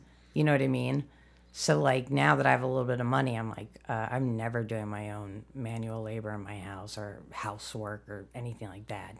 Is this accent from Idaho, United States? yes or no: no; Chicago, Illinois, United States